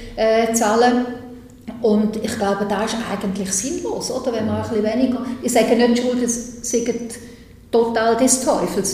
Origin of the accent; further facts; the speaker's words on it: St. Gallen, Switzerland; ich komme ja aus dem Kanton St. Gallen